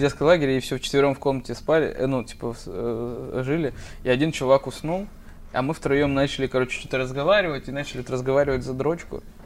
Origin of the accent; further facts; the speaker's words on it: Deputatsky, Sakha Republic, Russia; moved away; Я им на карте показываю депутатский